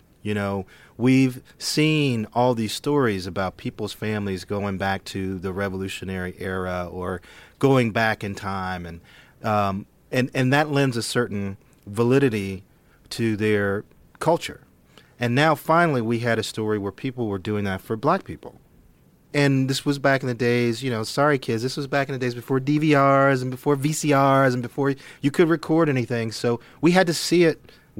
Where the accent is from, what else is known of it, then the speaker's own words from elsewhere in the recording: Gary, Indiana, United States; Growing up in Gary, Indiana